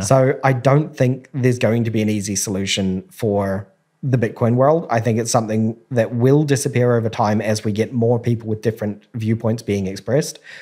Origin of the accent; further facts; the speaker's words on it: New Zealand; I grew up in New Zealand